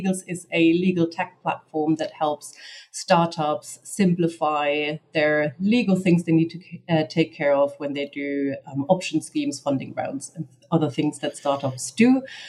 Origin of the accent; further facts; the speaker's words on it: Germany; now in London, United Kingdom; I'm also originally from Germany. I'm usually UK London based, but currently I'm in Brazil.